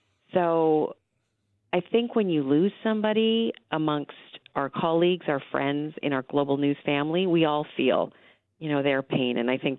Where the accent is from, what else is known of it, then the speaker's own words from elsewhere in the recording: Ontario, Canada; I grew up in Northern Ontario, and I remember my first job was in Sudbury